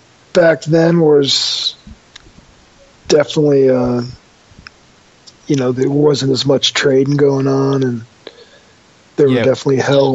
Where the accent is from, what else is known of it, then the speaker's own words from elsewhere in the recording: New York, United States; growing up outside New York City, we smoked a lot of like pot from Laos and Afghani pot, and just really exotic weed that would come into New York.